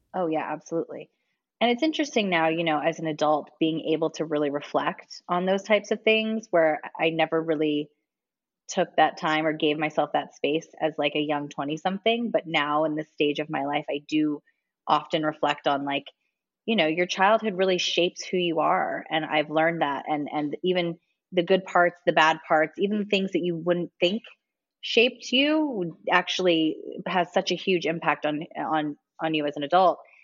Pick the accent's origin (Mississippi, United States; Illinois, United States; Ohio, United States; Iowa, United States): Ohio, United States; Ontario; moved away as an adult; now in Los Angeles, United States; am born and raised in Ohio, a super small town in Ohio called Ontario, Ohio